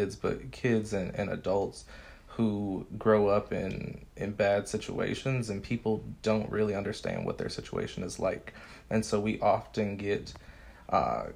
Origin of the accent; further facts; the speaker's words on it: Cleveland, Ohio, United States; moved away as an adult; now in Dallas, United States; I was born and raised in Cleveland, Ohio, and I am currently a teacher in Dallas, Texas